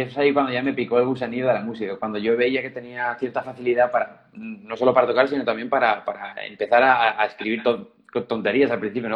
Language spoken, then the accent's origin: Spanish; Zaragoza, Aragon, Spain; moved away as an adult; now in Madrid, Spain; unos años tocando en mi ciudad natal, en Zaragoza